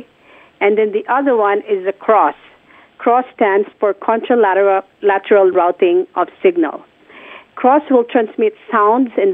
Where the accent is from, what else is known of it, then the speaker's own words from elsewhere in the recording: Philippines; moved away; in my hometown, which is the Philippines